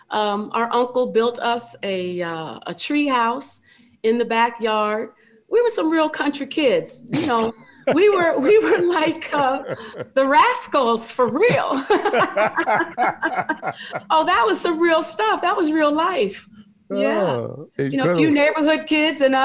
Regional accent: Ohio, United States; born or raised there

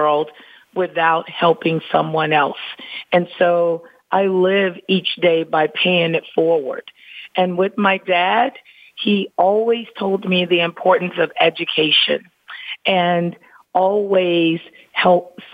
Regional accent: Pine Bluff, Arkansas, United States; moved away as an adult; also born or lived in Florida; now in Atlanta, United States; I'm just a small town country girl from Pine Bluff, Arkansas, and my mom still lives in the hometown in which I grew up

